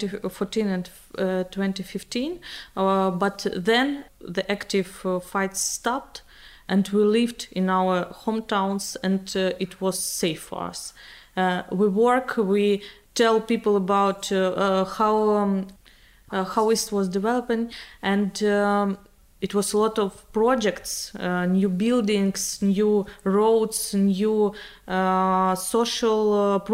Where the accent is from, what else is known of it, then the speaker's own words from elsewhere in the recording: Bakhmut, Donetsk Oblast, Ukraine; English is a second language; I'm a Ukrainian journalist. I used to live in the east of Ukraine all my life. So my hometown, Bakhmut, is now in the front line.